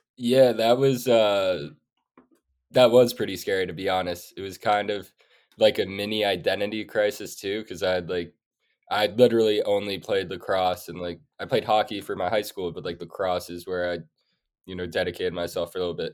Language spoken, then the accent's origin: English; New York City, New York, United States; also born or lived in Sweden; I grew up in New York City, I have four older sisters